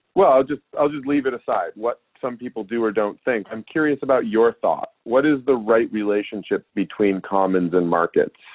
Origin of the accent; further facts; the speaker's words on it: Alaska, United States; I grew up in Alaska